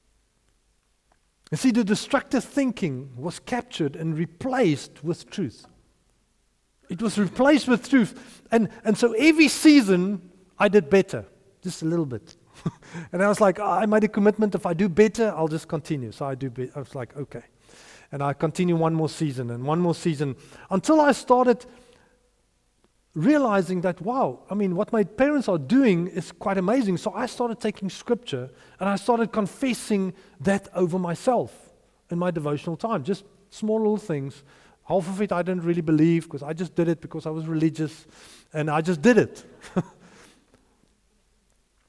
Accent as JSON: {"language": "English", "town": "Potchefstroom", "region": "North West", "country": "South Africa", "tie": "born or raised there", "said": "my hometown, in Potchefstroom."}